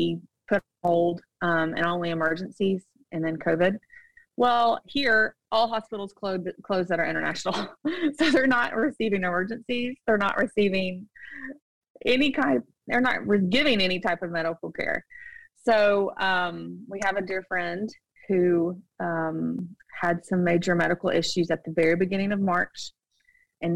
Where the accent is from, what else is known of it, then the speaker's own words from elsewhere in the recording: United States; moved away as an adult; now in Shanghai, China; we have an American passport